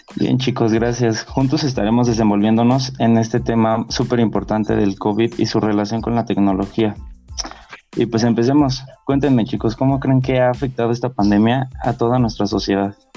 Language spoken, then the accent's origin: Spanish; Mexico; como mexicanos